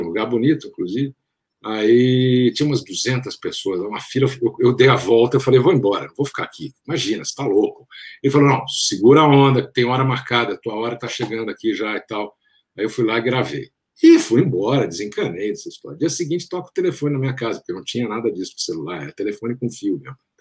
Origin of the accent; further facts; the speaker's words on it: Brasília, Federal District, Brazil; also born or lived in São Paulo; eu estudava em Brasília, como você sabe, eu cresci lá, nasci em São Paulo, mas meus pais foram em 65 eles mudaram para Brasília, eu fui junto, eu tinha três anos de idade.